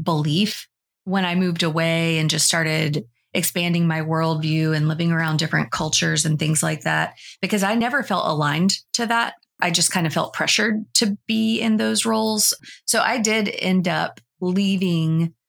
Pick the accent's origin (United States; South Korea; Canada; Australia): United States; the South; I was like a teenager and I was growing up in the South